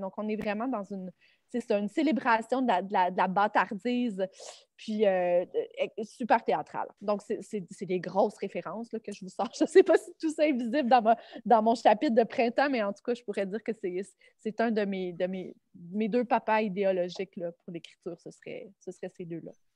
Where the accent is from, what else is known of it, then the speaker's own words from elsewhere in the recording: Sainte-Julie, Quebec, Canada; je viens de Sainte-Julie, qui est une banlieue euh, sur la rive sud de Montréal